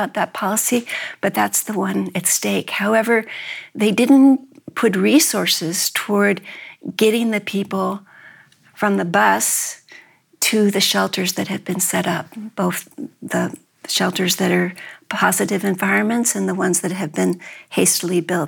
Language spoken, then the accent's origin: English; New York, United States; I was brought up in New York, but both sides of my family are from Memphis